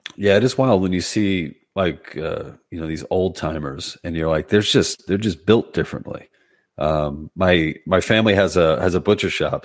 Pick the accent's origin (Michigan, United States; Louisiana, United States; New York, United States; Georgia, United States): New York, United States; New York City; moved away as an adult; also born or lived in Brooklyn; now in New Jersey, United States; I'm from Queens originally, so I'm a you know I was a lifelong New Yorker until a couple of years ago where I made the move to Jersey